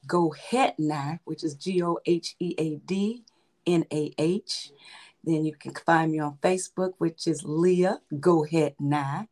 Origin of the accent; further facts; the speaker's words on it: Chicago, Illinois, United States; now in Crete, United States; my hometown is Chicago, and I'm residing in Chicago suburbs, which is called Crete, Illinois